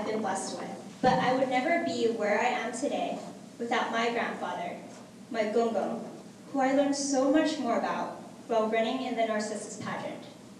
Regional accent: Honolulu, Hawaii, United States; As an American-born Chinese, I was blessed with a loving support system that motivated me every step of the way to achieving my goals and dreams. I was raised by my mother and father, who worked hard to send me here to Iolani School.

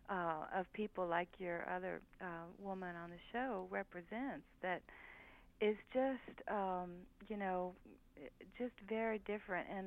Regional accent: the South, United States; Well, you know, I grew up in the South and now I live in the North

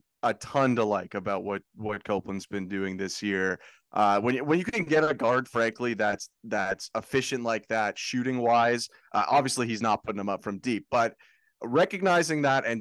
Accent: Canada; I'm Canadian.

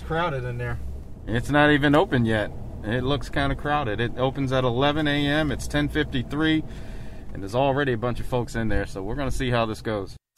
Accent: Baltimore, Maryland, United States; moved away; my hometown of Baltimore

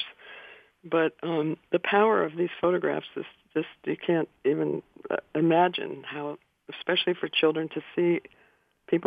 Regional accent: Yellow Springs, Ohio, United States; also born or lived in Rangoon, Myanmar; growing up in Yellow Springs

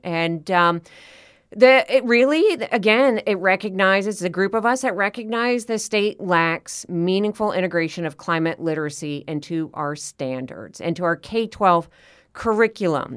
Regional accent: Florida, United States; here in my home state of Florida

